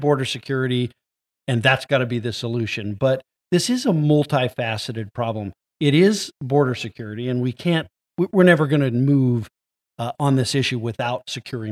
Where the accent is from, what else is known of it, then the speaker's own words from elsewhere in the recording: United States; I was born in the United States.